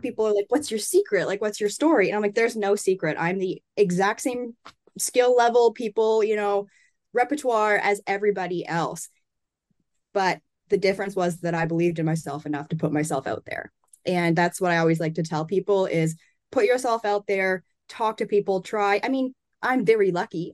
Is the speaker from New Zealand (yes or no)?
no; Canada; I'm from Canada.